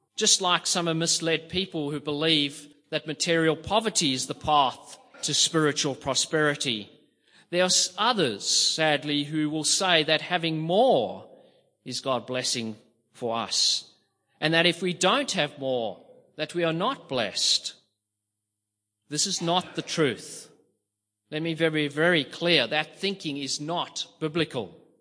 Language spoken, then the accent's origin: English; South Africa; growing up in South Africa, poverty was in my face every single